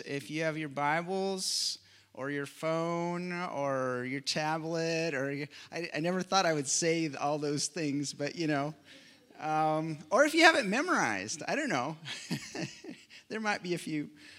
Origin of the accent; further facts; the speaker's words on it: McCook, Nebraska, United States; So we are from McCook. I don't know, did we say that? Not too far away